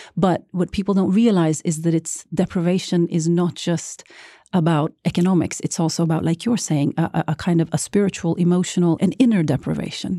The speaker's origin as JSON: {"language": "English", "country": "Norway", "tie": "born or raised there", "said": "being a brown girl gro-, growing up in Norway"}